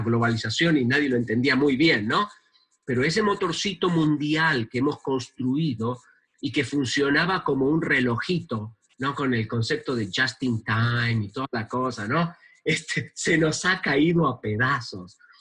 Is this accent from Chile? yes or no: no; Argentina; en mi país